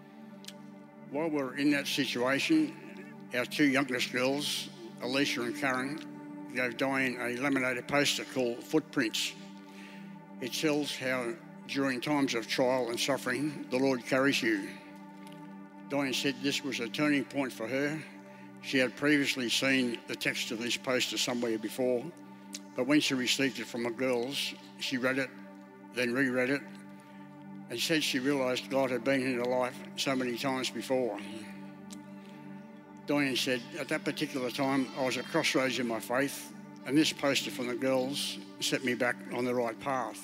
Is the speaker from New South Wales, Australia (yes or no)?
yes; Inverell, New South Wales, Australia; moved away as an adult; also born or lived in Sydney; now in Brisbane, Australia; I was born in Inverell in northern New South Wales.